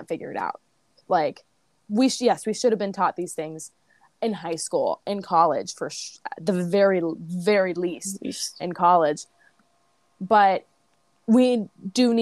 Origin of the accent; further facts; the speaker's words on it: St. Louis, Missouri, United States; moved away as an adult; I grew up in St. Louis.